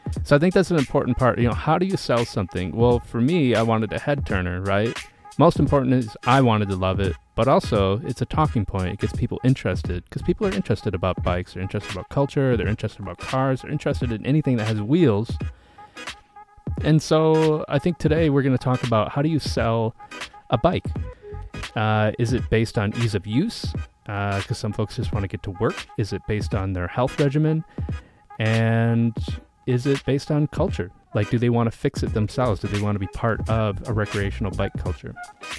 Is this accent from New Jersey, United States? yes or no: no; Wisconsin, United States; also born or lived in Minnesota / Alaska / Washington; I was born in Minnesota. I was raised in Wisconsin and Alaska. I summered in Charleston and Atlanta, and I'm currently a Washington State resident that is moving back to Boston.